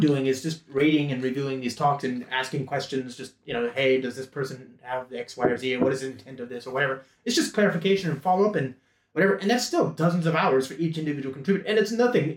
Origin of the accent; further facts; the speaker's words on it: United States; an American English speaking nerd